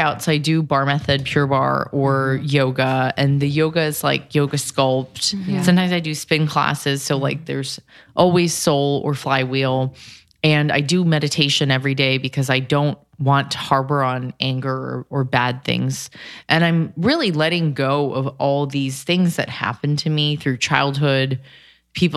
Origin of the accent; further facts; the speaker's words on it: California, United States; I'm from Cali